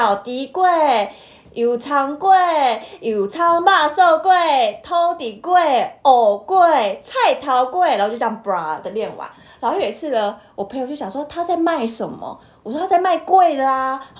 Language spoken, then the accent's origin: Chinese; Taiwan; first language Min Nan; 对啊，那就是我们的母语耶。